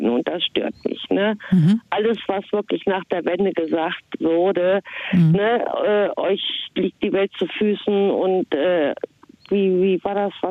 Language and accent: German; eastern Germany, Germany; accent: East German; Äh, ich habe das ostdeutsche Dialekt vielleicht abgelehnt, was mir viele auch sagen.